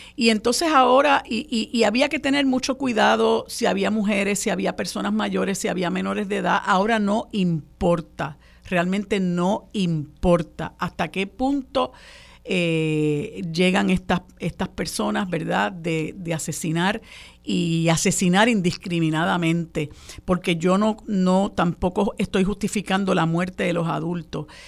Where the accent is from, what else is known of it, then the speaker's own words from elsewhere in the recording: Puerto Rico; en un país tan violento como el nuestro